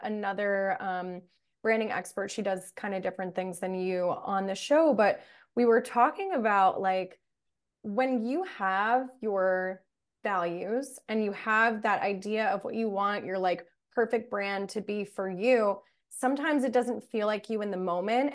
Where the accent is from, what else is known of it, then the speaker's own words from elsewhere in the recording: New Jersey, United States; we're both from New Jersey